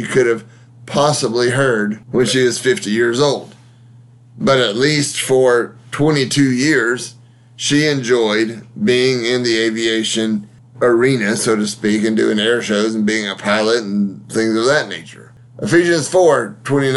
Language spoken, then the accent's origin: English; Huntsville, Alabama, United States; my hometown of Huntsville, Alabama.